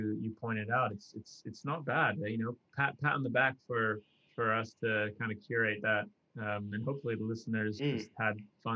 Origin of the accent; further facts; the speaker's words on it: Singapore; now in United Kingdom; both our families are still back in Singapore